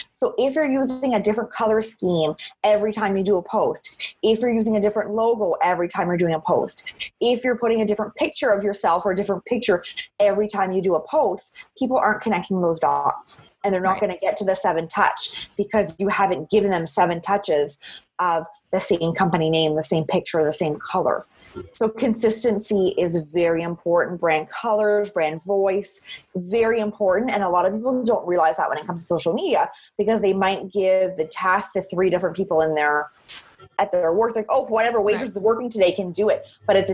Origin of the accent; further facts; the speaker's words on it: Cape Breton, Nova Scotia, Canada; I'm from Cape Breton, so we're not very shy and we like to talk to people